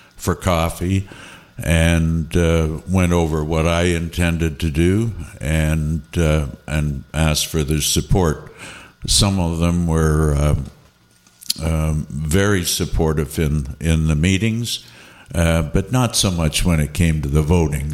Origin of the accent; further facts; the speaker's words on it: Niagara-on-the-Lake, Ontario, Canada; I come from Niagara on the Lake